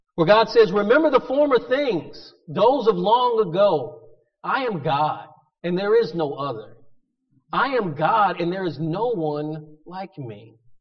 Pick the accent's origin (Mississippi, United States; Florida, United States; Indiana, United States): Florida, United States; Pensacola; growing up in Pensacola